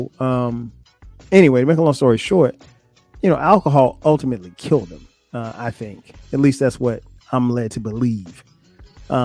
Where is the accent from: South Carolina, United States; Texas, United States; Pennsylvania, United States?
South Carolina, United States; Florence; also born or lived in New Jersey; I grew up in South Carolina